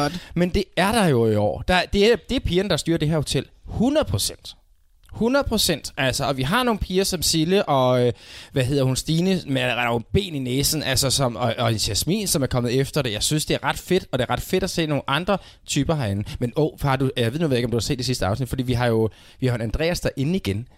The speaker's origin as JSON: {"language": "Danish", "country": "Denmark", "said": "vores øjne som danskere"}